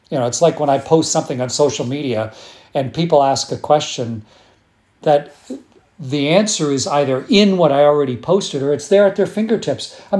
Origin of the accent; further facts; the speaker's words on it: Sarnia, Ontario, Canada; born there; But I was born in Sarnia, Ontario.